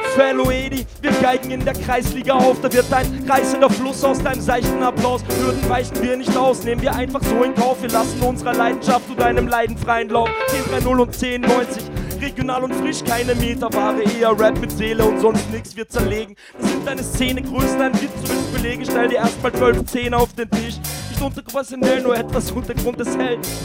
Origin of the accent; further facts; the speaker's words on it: Vienna, Austria; bei uns in Wien